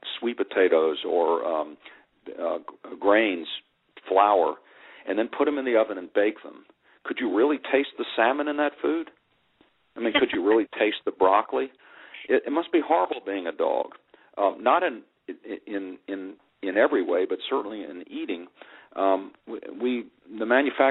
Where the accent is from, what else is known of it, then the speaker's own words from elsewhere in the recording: Virginia, United States; When I was a little boy growing up in Virginia